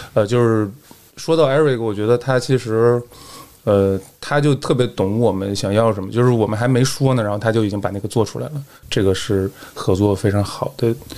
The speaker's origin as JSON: {"language": "Chinese", "area": "Yanbian", "region": "Jilin", "country": "China", "tie": "born or raised there", "moved": "as an adult", "lives_now": "Wuhan, China", "said": "我是自从，呃，上大学才开始离开那儿，啊，就是土生土长的延边人"}